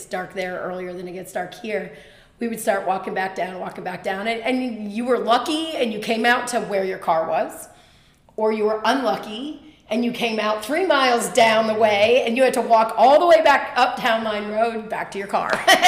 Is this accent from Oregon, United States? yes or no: no; Rutland, Vermont, United States; now in Lexington, United States; Yeah, I'm born and raised in Vermont in the Green Mountains.